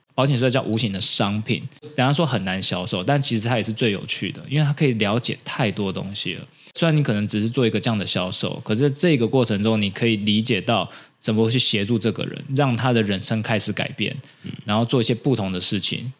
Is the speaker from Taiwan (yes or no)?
yes; Taiwan; 我们台湾人